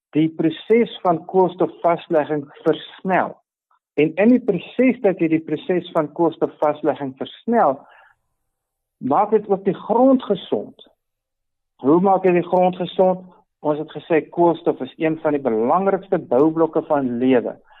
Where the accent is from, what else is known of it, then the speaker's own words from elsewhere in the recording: Free State, South Africa; in die Vrystaat waar ek vandaan kom